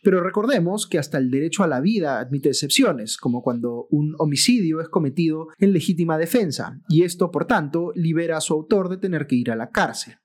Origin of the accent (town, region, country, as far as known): Peru